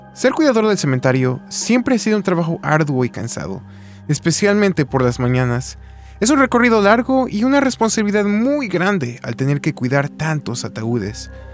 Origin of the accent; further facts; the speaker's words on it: Mexico City, Mexico; Yo soy de la Ciudad de México